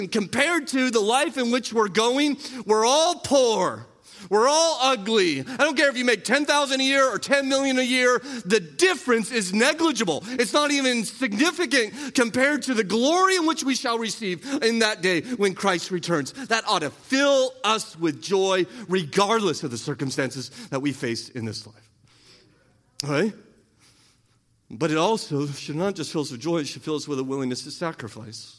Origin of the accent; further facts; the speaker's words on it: United States; We're American